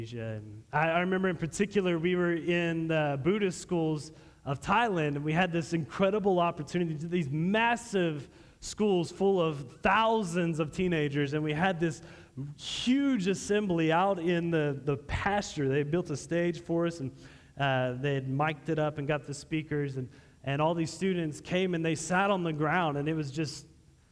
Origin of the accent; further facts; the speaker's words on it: Texas, United States; I'm from Texas